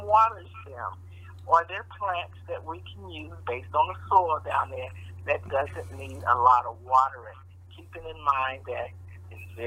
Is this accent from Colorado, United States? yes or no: no; Kansas City, Missouri, United States; I grew up here in Kansas City